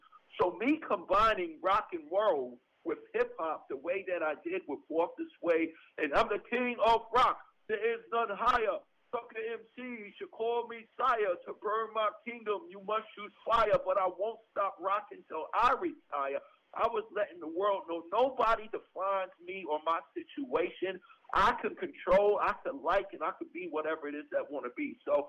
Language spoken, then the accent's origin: English; New York City, New York, United States; I've always rapped about growing up in Hollis, Queens.